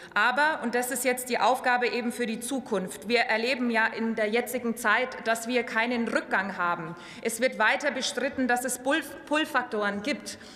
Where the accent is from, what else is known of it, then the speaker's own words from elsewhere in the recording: Upper Franconia, Bavaria, Germany; Bei uns in Oberfranken